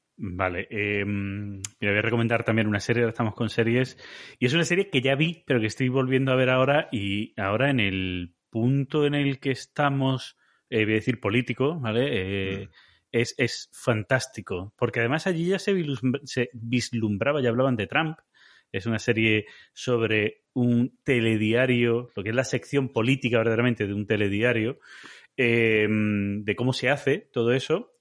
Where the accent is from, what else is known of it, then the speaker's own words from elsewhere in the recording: Andalusia, Spain; aquí en mi tierra en Andalucía